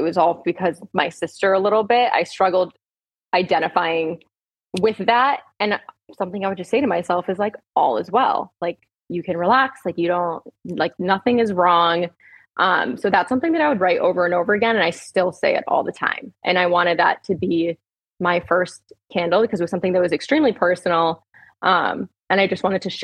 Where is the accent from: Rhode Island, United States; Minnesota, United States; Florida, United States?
Rhode Island, United States; I'm from Rhode Island